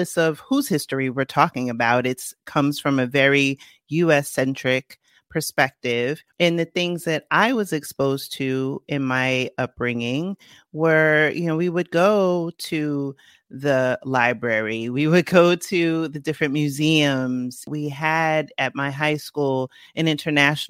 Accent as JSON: {"language": "English", "town": "New York City", "region": "New York", "country": "United States", "tie": "born or raised there", "said": "I grew up in the Bronx"}